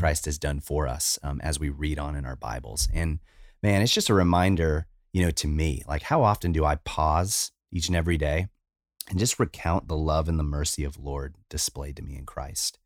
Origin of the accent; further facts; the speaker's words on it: United States; I'm American, I'm not Japanese